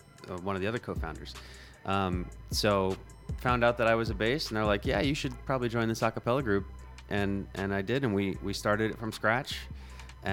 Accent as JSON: {"language": "English", "town": "Bethlehem", "region": "Pennsylvania", "country": "United States", "moved": "as an adult", "lives_now": "Philadelphia, United States", "said": "I'm from Bethlehem"}